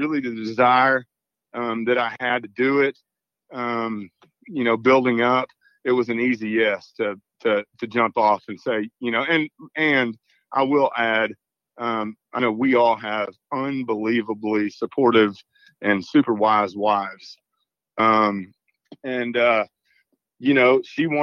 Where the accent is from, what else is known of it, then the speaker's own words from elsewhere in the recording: Southeast Arkansas, United States; we're from Southeast Arkansas